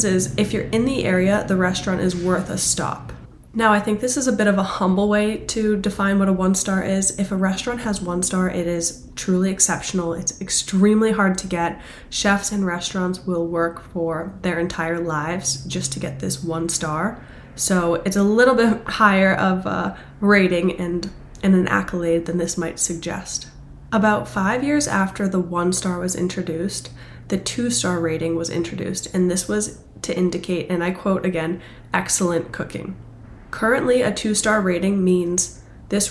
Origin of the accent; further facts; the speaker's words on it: Boston, Massachusetts, United States; I'm from Boston